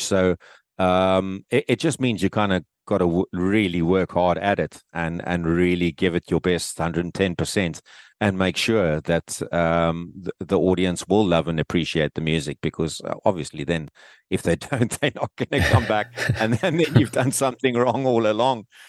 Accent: Cape Town, Western Cape, South Africa; back here in my hometown, in, in Cape Town.

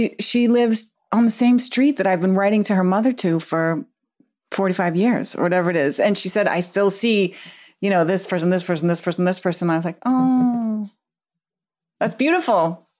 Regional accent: Massachusetts, United States; But I grew up outside of Boston from with a large extended family, Irish Catholic. My dad's the oldest of 7. My mom's the oldest of 10.

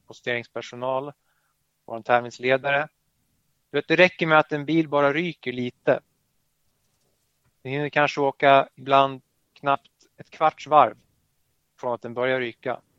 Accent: Skåne, Sweden; accent: Skåne; nu kommer jag göra bort mig med min skånska dialekt här

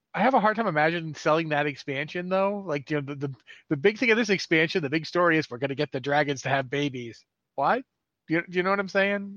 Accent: United States; moved away as an adult; now in Canada; I am from the United States originally

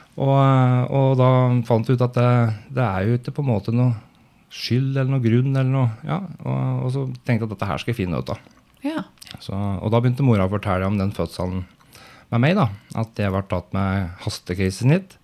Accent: Brumunddal, Innlandet, Norway; født og oppvokst i Brumunddal, hvor jeg fortsatt bor

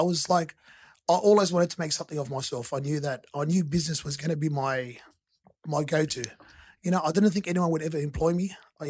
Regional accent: Bonnyrigg, New South Wales, Australia; I grew up in Bonnerig.

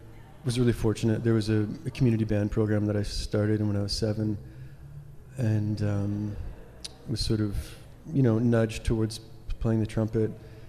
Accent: Regina, Saskatchewan, Canada; moved away; also born or lived in Vancouver; I'm from Saskatchewan.

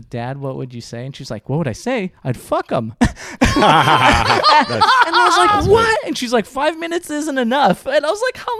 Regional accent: East Coast, United States; Unfortunately, I'm from the East Coast, and that's like, oh, you guys have accents too.

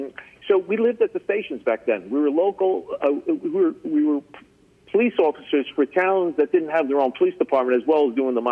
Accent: Paterson, New Jersey, United States; accent: New Jersey; Yeah, so I grew up in Paterson, New Jersey, as we've said, and I went to St. Mary's Grammar School in Paterson. I went to Newman Prep High School and just outside of Paterson, New Jersey.

